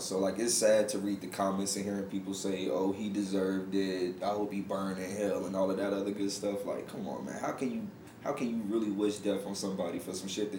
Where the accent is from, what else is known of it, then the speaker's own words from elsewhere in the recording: Atlanta, Georgia, United States; I grew up in Atlanta.